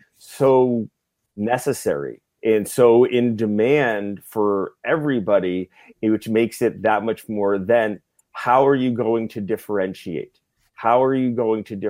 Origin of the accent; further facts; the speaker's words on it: Canada; As a Canadian